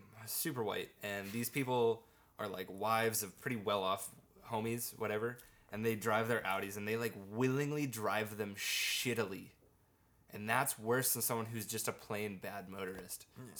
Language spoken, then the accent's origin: English; Perth, Western Australia, Australia; And I was like, oh, yeah … I'm actually from Western Australia. I'm from Perth.